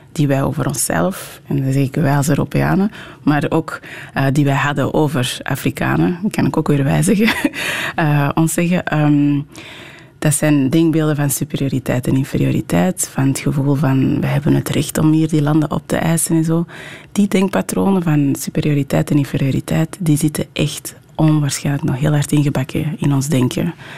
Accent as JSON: {"language": "Dutch", "town": "Merksem", "region": "Flanders", "country": "Belgium", "tie": "born or raised there", "also_born_or_lived": "Anderlecht, Brussels", "first_language": "French", "second_language": "Dutch", "moved": "yes", "lives_now": "Portsmouth, United Kingdom", "said": "toen ik vier en een half was, ongeveer samen met mijn zus, eh, richting Antwerpen gekomen. Ehm, ons moeder was, eh, overleden. We zijn eigenlijk in een pleeggezin in het Antwerpse terechtgekomen"}